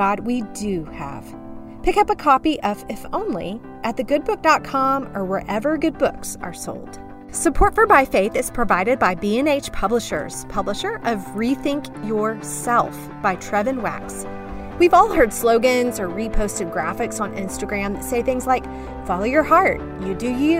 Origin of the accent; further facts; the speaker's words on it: Texas, United States; I grew up in Texas